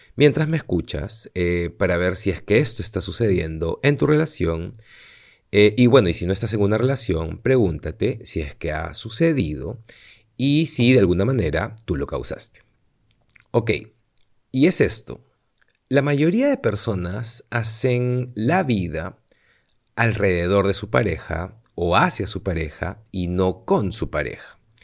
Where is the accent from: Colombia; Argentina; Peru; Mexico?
Peru; now in Madrid, Spain; yo soy de aquí, soy de Perú